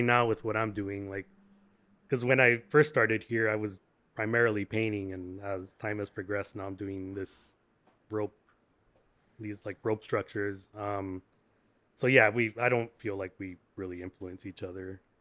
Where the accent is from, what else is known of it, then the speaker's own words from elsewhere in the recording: Santa Ana, California, United States; now in Long Beach, United States; born and bred in Santa Ana